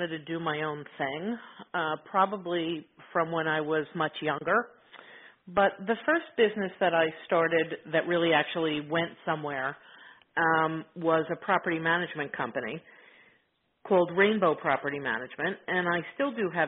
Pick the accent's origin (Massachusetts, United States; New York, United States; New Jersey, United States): New Jersey, United States; Middlesex County; in New Jersey